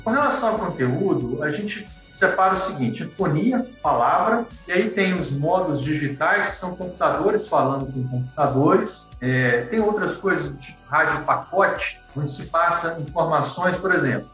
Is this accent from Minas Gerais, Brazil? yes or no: yes; Teixeiras, Minas Gerais, Brazil; also born or lived in Viçosa; Eu sou de Teixeiras, uma cidade do interior de Minas Gerais